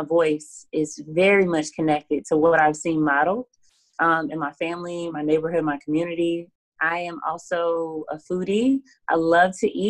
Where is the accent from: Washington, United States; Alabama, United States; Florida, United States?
Alabama, United States; accent: Southern; moved away as an adult; also born or lived in New Orleans; I was from Alabama